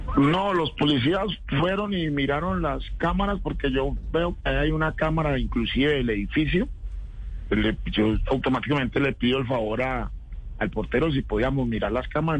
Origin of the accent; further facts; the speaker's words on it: Tuluá, Valle del Cauca, Colombia; now in Bogotá, Colombia; nosotros crecimos juntos en Tuluá